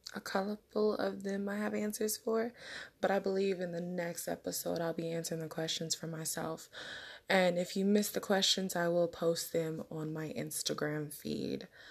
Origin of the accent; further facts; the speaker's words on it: West Coast, United States; I'm from the West Coast